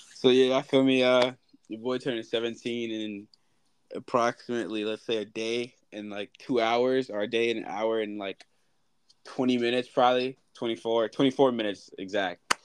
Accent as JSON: {"language": "English", "town": "New York City", "region": "New York", "country": "United States"}